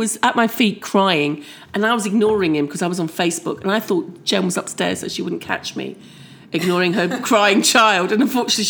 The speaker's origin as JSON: {"language": "English", "region": "Scotland", "country": "United Kingdom", "said": "me and my dad were being very Scottish"}